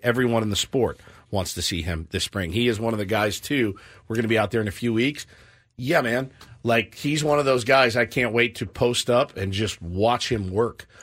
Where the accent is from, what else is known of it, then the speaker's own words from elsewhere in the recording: Texas, United States; moved away; I'm from Texas